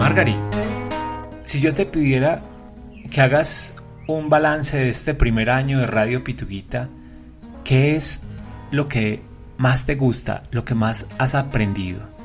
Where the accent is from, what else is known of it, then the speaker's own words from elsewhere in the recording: Colombia; queremos hacerle un homenaje a nuestra tierra, a Colombia